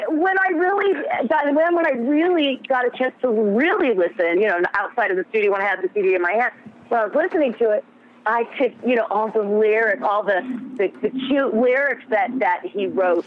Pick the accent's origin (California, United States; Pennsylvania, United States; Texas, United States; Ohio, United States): Texas, United States; moved away as an adult; now in Los Angeles, United States; I was born and raised in Texas.